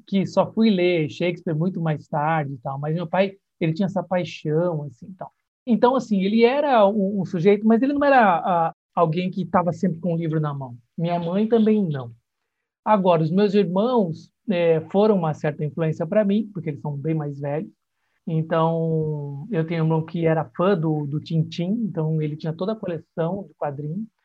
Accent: Santa Bárbara d'Oeste, São Paulo, Brazil; eu sou do interior de São Paulo, né, de Santa Bárbara do Oeste

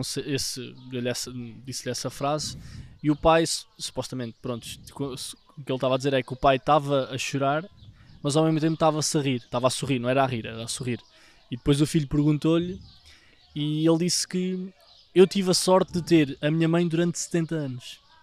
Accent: Vila Nova de Tazem, Centro, Portugal; para a minha terra, para Vila Nova Tazem, em Gouveia

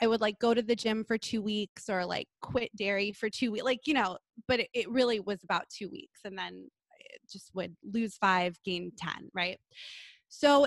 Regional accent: Los Angeles, California, United States; I grew up in Los Angeles in Southern California

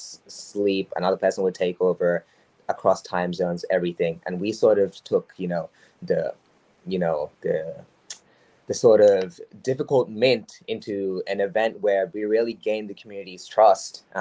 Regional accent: Australia; I'm Australian

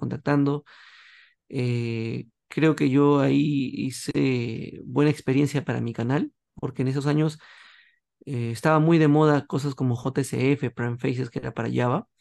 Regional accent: Peru; aquí en Perú, una empresa del Estado, y formé un grupo

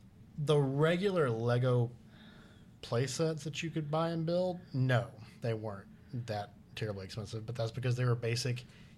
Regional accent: United States; I grew up in America

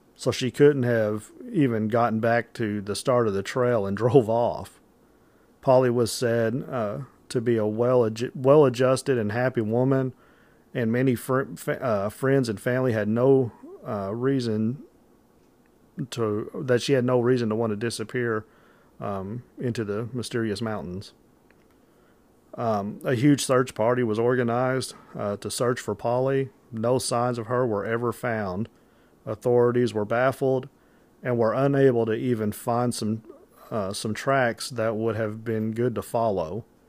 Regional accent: Metropolis, Illinois, United States; I'm from Metropolis, Illinois is where I'm from

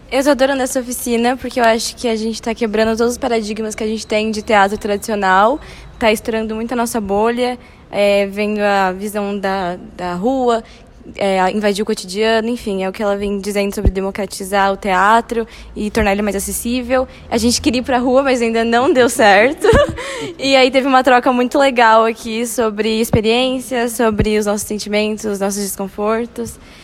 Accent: Jacareí, São Paulo, Brazil; sou de Jacareí

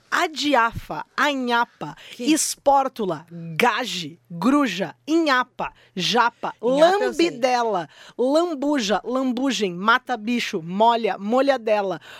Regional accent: Bagé, Rio Grande do Sul, Brazil; Eu sou de Bagé

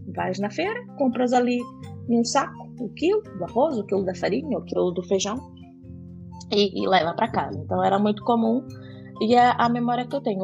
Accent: Pedro Canário, Espírito Santo, Brazil; now in Portugal; vim do Brasil, do, do Espírito Santo, o estado do Espírito Santo, e de uma uhum. cidade muito pequena, chamada Pedro Canário

